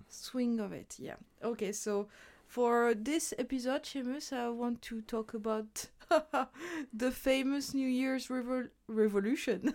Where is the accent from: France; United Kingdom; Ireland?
France; moved away; my hometown in France